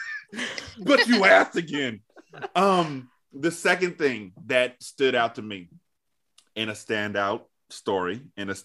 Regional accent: California, United States; I'm from California

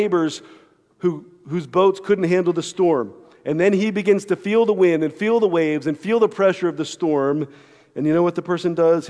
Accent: Cockeysville, Maryland, United States; also born or lived in Glen Burnie, Maryland; I lived in Cockeysville, but we had this a little shore house, a half of a duplex down outside of Glen Burnie on Bodkin Creek

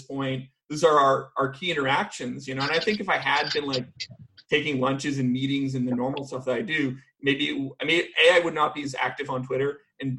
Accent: Vancouver, British Columbia, Canada; now in United States; I'm actually from Vancouver

